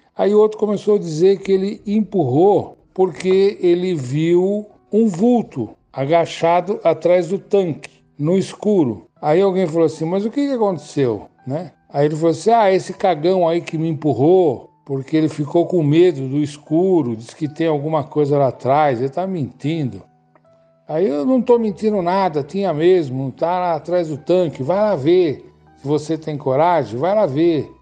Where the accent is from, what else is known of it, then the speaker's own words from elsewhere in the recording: São Paulo, Brazil; also born or lived in Bauru; now in Cunha, Brazil; Nasci em Bauru e vim para São Paulo com mais ou menos 9 anos de idade. Fui morar num bairro periférico da cidade. Lá eu morei até os meus 60 anos